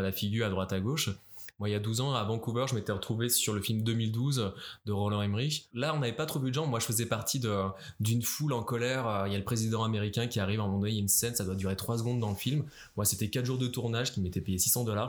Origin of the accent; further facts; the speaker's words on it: France; moved away as an adult; also born or lived in Paris; now in Montreal, Canada; au Québec en tant que Français